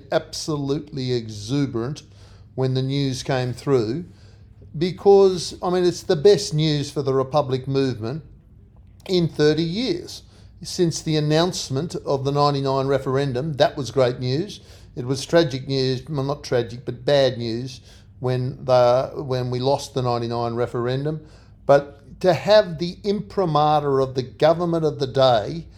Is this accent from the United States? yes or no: no; Australia; We are Australians.